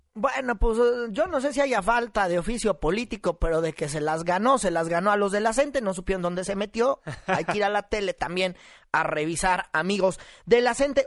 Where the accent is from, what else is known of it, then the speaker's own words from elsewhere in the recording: Mexico; como mexicanos